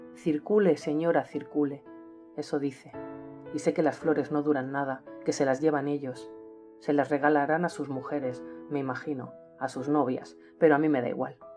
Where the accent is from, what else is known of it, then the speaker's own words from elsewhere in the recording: Manresa, Catalonia, Spain; nací hace 43 años en Manresa, una ciudad de la provincia de Barcelona, España, donde todavía resido